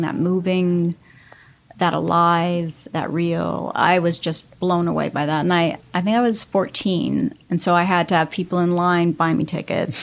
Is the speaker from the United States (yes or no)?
yes; Los Angeles, California, United States; I grew up in Hollywood